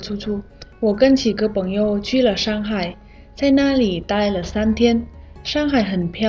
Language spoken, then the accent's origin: Chinese; Vietnam; Chinese is a second language; 我是来自越南的